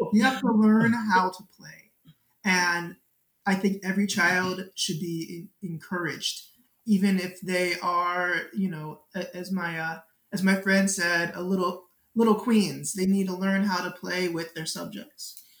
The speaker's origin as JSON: {"language": "English", "area": "Baltimore County", "region": "Maryland", "country": "United States", "tie": "born or raised there", "said": "I grew up in Baltimore County"}